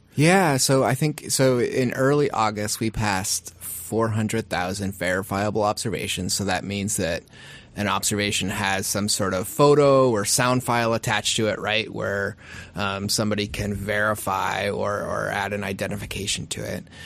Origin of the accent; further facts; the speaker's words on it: Kenai, Alaska, United States; now in Anchorage, United States; growing up in Kenai